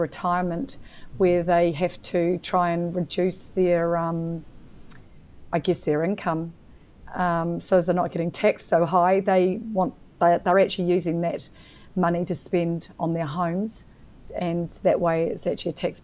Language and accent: English; New Zealand; also born or lived in Queensland, Australia; now in Victoria, Australia; being a New Zealander, I was living in Queensland at the time